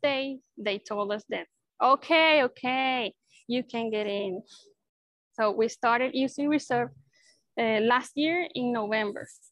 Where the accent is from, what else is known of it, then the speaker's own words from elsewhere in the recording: Maracay, Aragua, Venezuela; I was born and raised here in Venezuela. So I've been living here in Maracay my whole life.